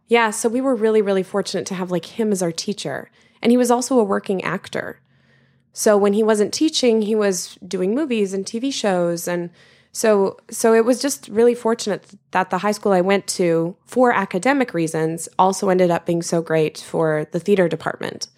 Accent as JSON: {"language": "English", "town": "Regina", "region": "Saskatchewan", "country": "Canada", "moved": "yes", "said": "I'm originally from the middle of Canada, the prairies, as we call it, um, and it's the capital of the province Saskatchewan, and it's called Regina."}